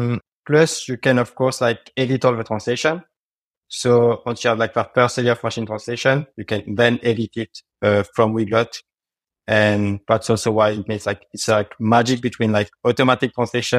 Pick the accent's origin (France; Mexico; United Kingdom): France; English is a second language; I'm from France and I speak French.